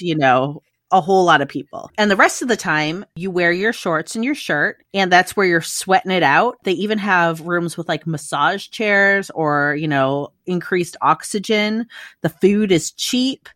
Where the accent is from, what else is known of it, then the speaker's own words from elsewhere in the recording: Midwest, United States; moved away as an adult; now in Australia; I grew up in the Midwest